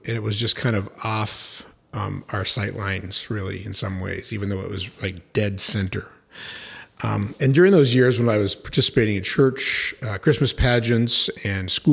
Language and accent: English; Aurora, Ontario, Canada; When I was a kid growing up in Aurora, my hometown